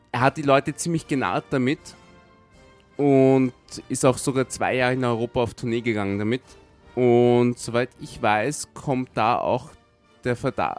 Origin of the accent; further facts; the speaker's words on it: Vienna, Austria; ich bin in Wien geboren und wenn ich nicht im, im Urlaub irgendwo einen Unfall habe, dann werde ich in dieser Stadt auch irgendwann einmal sterben